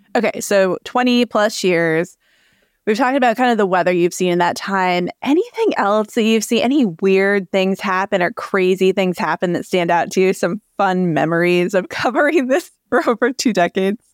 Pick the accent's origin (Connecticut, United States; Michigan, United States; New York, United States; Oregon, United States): Connecticut, United States; I grew up in Connecticut